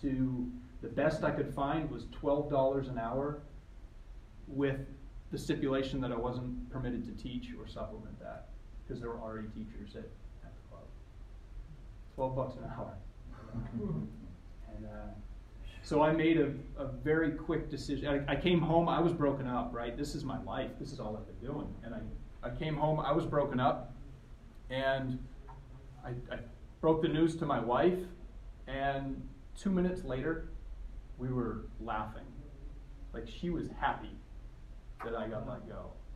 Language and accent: English; southern Maine, United States; I grew up in southern Maine